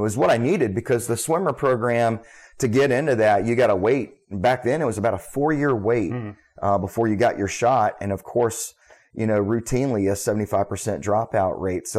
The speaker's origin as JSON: {"language": "English", "town": "Charleston", "region": "South Carolina", "country": "United States", "tie": "born or raised there", "said": "So I was raised here in Charleston. My father was an Air Force veteran, and so we did bounce around a little bit."}